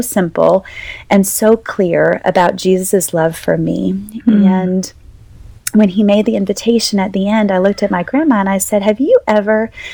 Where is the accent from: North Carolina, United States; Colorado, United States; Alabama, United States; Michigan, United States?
North Carolina, United States; born or raised there; moved away as an adult; also born or lived in Boca Raton, Florida, United States; now in New Orleans, United States